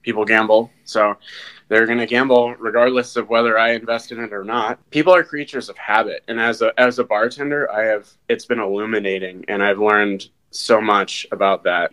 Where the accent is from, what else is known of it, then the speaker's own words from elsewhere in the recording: Vermont, United States; moved away as an adult; also born or lived in Australia / Denmark; now in Minnesota, United States; I was born and raised in Vermont